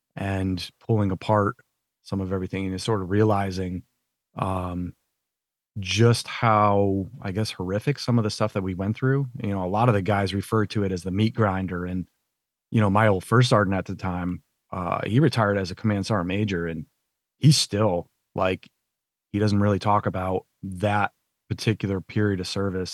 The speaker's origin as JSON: {"language": "English", "town": "Thomaston", "region": "Connecticut", "country": "United States", "tie": "born or raised there", "also_born_or_lived": "North Carolina", "moved": "as an adult", "said": "when I grew up in Connecticut"}